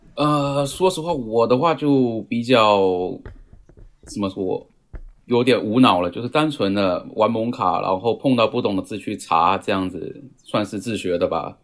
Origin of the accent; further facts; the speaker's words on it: Fujian, China; moved away as an adult; now in Japan; 我是福建人